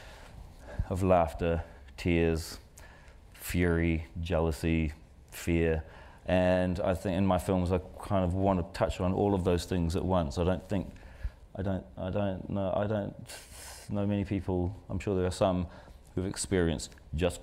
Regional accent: New Zealand; we come from New Zealand

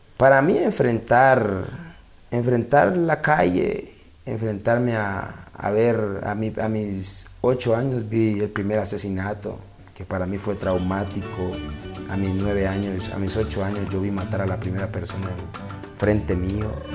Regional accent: Cali, Valle del Cauca, Colombia; also born or lived in Cartago, Colombia; yo vivía en Cartago en ese tiempo, ya vuelta, mi mamá nos regresa de nuevo a Cali, salimos de Cali, pero volvimos y regresamos a Cali. Y, ahí regresamos al distrito de Agua

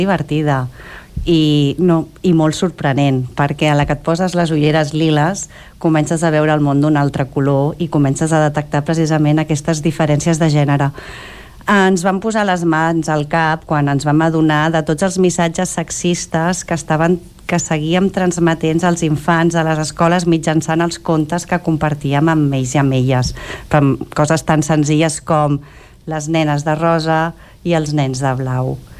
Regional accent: Cànoves, Catalonia, Spain; jo també sóc filla de Cànoves

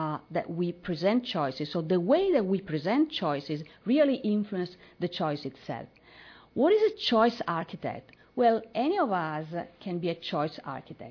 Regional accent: northeast Italy, Italy; I'm from Italy, as was introduced. I'm from the north, northeast area of Italy

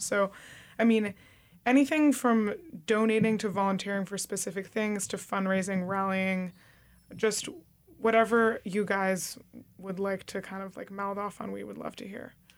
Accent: suburban New Jersey, United States; now in New York, United States; growing up in suburban New Jersey

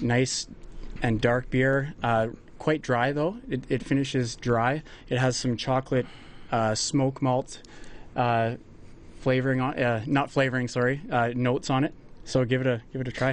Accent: Lacombe, Alberta, Canada; I'm from Lacombe

